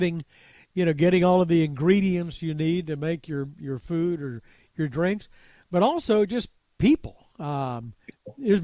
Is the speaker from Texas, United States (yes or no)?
yes; Pampa, Texas, United States; my hometown, the small town up in the Texas Panhandle of Pampa, Texas